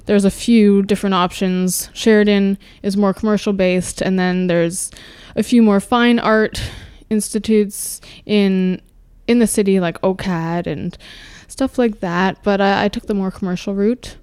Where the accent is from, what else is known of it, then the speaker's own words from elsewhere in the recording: suburb west of Toronto, Ontario, Canada; also born or lived in Winnipeg, Manitoba; Was raised in a suburb about thirty minutes west of Toronto